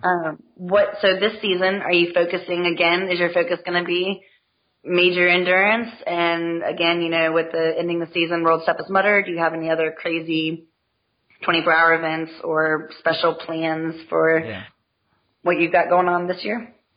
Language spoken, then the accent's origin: English; Texas, United States; moved away; also born or lived in Ohio; I'm a Texan.